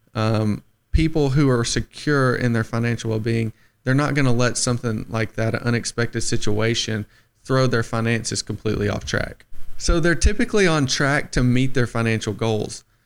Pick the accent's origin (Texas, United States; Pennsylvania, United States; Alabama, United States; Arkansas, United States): Alabama, United States; the Shoals; I'm from the Shoals, born and raised